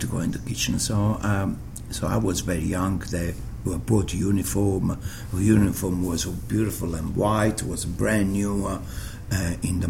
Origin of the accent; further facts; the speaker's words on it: Naples, Campania, Italy; English is a second language; now in Sydney, Australia; When I grew up in Naples